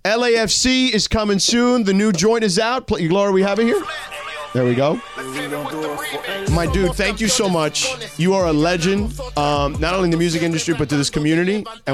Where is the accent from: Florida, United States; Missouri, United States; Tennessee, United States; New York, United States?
Florida, United States; Miami; moved away as an adult; now in Los Angeles, United States; I grew up in Miami, you know, but I've lived here for 7 years now